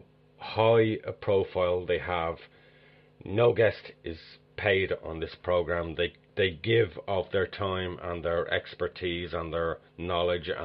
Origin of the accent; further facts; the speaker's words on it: Dublin, Leinster, Ireland; I am originally from Dublin, Ireland.